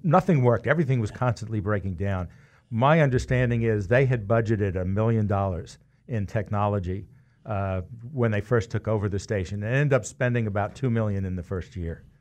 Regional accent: New York, United States; now in Wichita, United States; growing up in New York, where you have two teams at a minimum in every sport

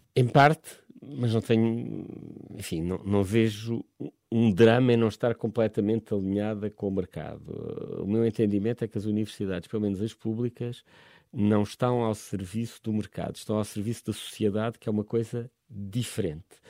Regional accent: Évora, Alentejo, Portugal; moved away as an adult; now in Lisbon, Portugal; eu não, não sou da, originalmente da, da, zona de Lisboa, sou do, venho do Alentejo, de Évora

